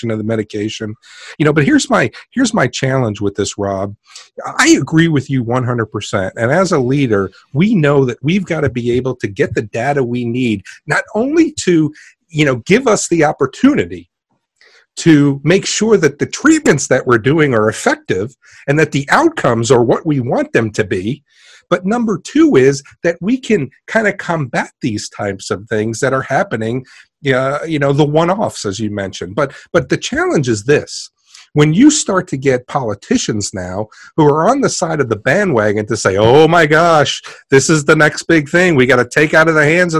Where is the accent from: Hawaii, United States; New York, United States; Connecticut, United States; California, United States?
New York, United States; New York City; I'm actually from Queens